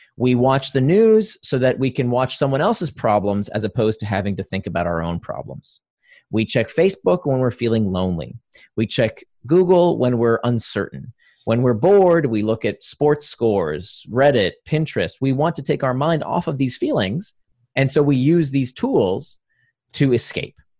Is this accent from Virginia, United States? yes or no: no; Orlando, Florida, United States; also born or lived in Israel; I grew up in Or, near Orlando, a suburb of Orlando.